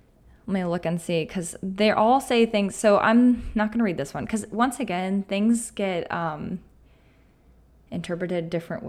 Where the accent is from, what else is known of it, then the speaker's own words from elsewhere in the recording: Auburn, Alabama, United States; born there; also born or lived in Atlanta; I was born in Auburn, Alabama.